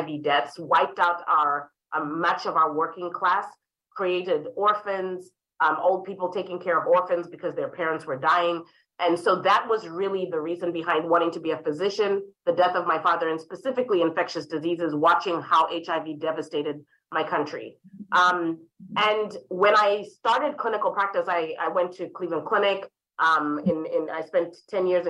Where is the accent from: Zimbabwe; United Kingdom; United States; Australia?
Zimbabwe; Harare; moved away; I was raised in Harare, Zimbabwe